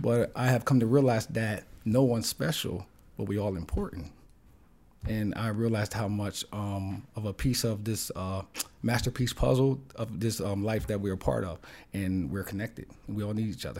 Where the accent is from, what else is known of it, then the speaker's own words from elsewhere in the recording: Wilmington, Delaware, United States; growing up in the Riverside Projects in the hood